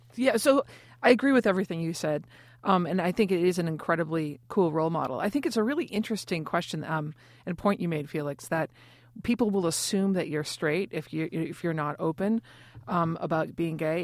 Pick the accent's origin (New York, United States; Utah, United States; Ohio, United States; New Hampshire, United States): New York, United States; being a New Yorker